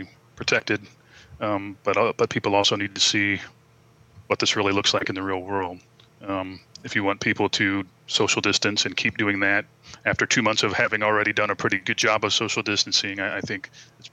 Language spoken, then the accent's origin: English; San Diego, California, United States; I grew up here in San Diego